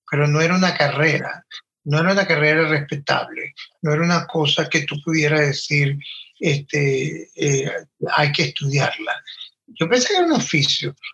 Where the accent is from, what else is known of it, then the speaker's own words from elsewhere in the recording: Valera, Trujillo, Venezuela; Yo soy de Venezuela, de un pueblo en los Andes, Trujillo, específicamente Valera, un pueblo en, el, en la cordillera de los Andes, más pegado a Colombia que, que al otro lado, pues. Y mm, viví en Valera por muchos años, hasta los 17.